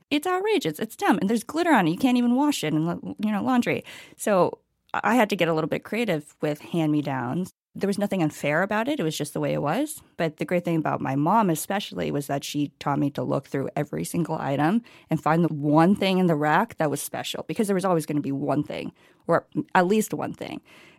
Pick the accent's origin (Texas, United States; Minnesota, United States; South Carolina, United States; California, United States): Minnesota, United States; First of all, I feel so lucky to have grown up in Minnesota.